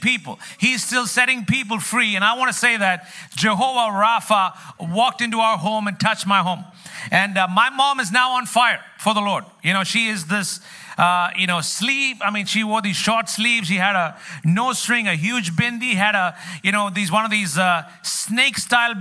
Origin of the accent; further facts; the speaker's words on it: Kerala, India; also born or lived in New York City; now in New York, United States; I come from the land of curry